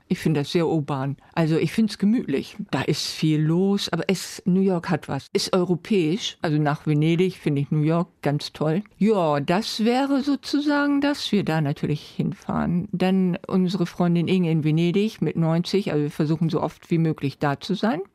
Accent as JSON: {"language": "German", "region": "Bremen", "country": "Germany", "also_born_or_lived": "Neustadt, Bremen", "said": "ich komme aus Walle"}